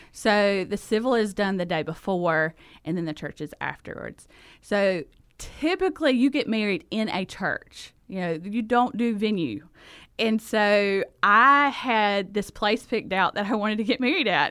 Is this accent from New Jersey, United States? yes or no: no; South Georgia, United States; accent: thick Southern; moved away as an adult; now in Honduras; I am from Georgia. I'm a South Georgia girl. Grew, grew up there, and so that is the reason for the accent